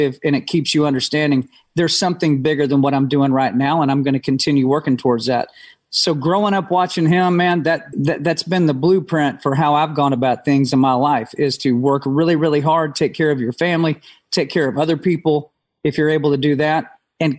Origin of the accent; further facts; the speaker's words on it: Amarillo, Texas, United States; I was raised in Amarillo, Texas